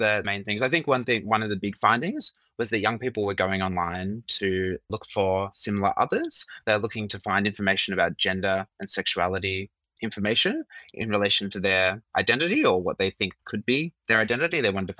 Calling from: Sydney, New South Wales, Australia; Yes, me as well. Not so sunny Sydney today.

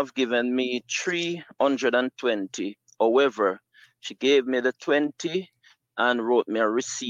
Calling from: Jamaica; I am calling from Jamaica.

